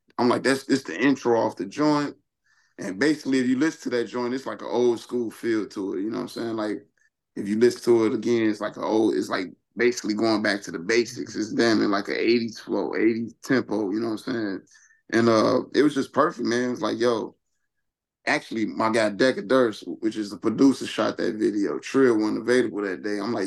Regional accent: Chicago, Illinois, United States; growing up in South Chicago without a pops.

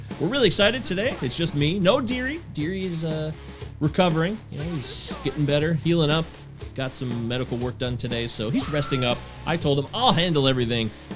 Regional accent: Michigan, United States; I was born and raised a Michigander myself, and I'm back in Michigan

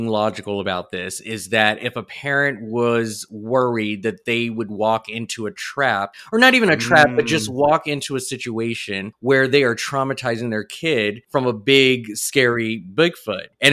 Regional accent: Seattle, Washington, United States; I grew up in Seattle.

